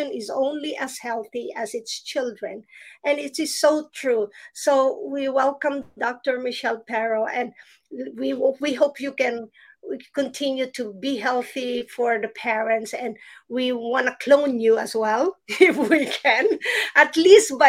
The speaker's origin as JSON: {"language": "English", "country": "Philippines", "tie": "born or raised there", "said": "when I was still a child growing up in the Philippines"}